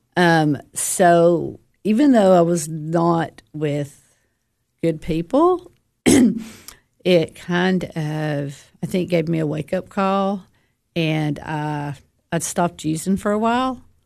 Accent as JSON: {"language": "English", "country": "United States", "tie": "born or raised there", "said": "I grew up in DeKalb County"}